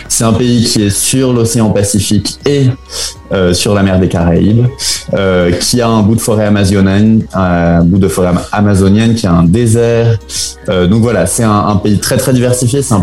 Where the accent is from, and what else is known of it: France; moved away as an adult; also born or lived in Spain / Belgium / Chile